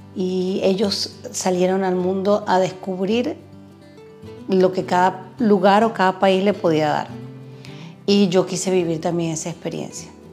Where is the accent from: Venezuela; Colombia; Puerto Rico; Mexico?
Venezuela; moved away as an adult; also born or lived in Chile; now in Braga, Portugal; vengo de Venezuela, estuve viviendo en Chile seis años